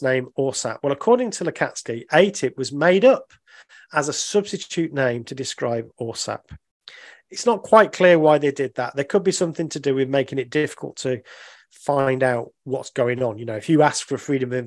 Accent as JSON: {"language": "English", "country": "United Kingdom", "said": "I'm a Brit"}